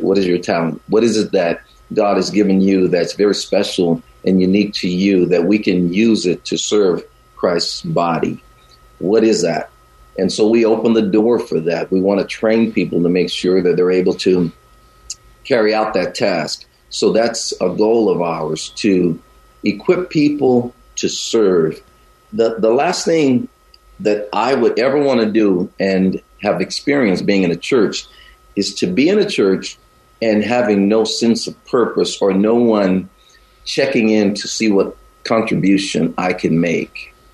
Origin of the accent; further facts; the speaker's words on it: the South, United States; also born or lived in Chicago, Illinois; now in Bay Area, United States; although I live here in the Bay Area now and traveled all over the country and parts of the world, I grew up in the South